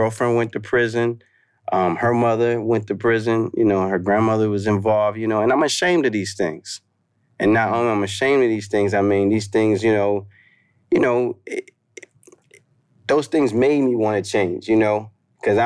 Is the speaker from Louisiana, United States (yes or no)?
no; Maryland, United States; also born or lived in Baltimore / Washington, D.C.; I grew up in Maryland Eastern Shore